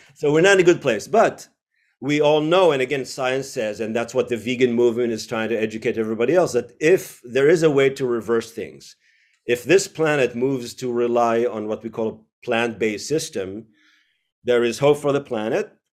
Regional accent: Israel; moved away; also born or lived in United States / Tel Aviv; I was born in the U S, but grew up in Israel.

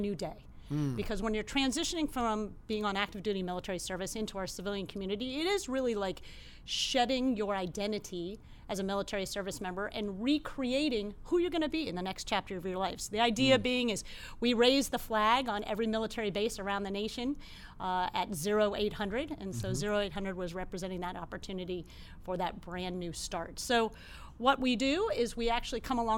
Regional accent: Columbus, Ohio, United States; moved away as an adult; now in San Diego, United States; grew up in Ohio, Columbus, Ohio.

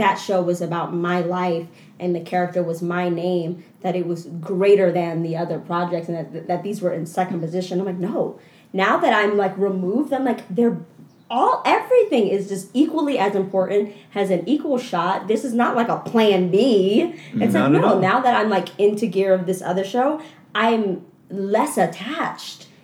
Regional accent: Philadelphia, Pennsylvania, United States; moved away as an adult; Philadelphia has shaped my entire identity

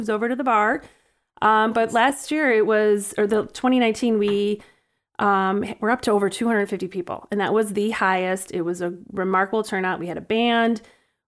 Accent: Evergreen Park, Illinois, United States; I am born and raised in Evergreen

